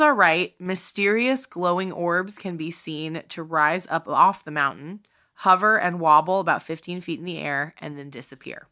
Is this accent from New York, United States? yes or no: no; Eastern North Carolina, United States; I grow up in North Carolina